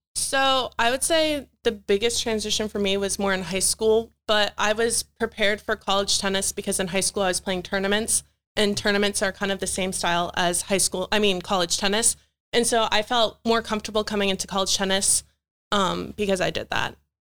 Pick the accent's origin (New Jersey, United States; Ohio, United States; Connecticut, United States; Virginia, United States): Virginia, United States; Chantilly; moved away as an adult; now in York, United States; I'm from Northern Virginia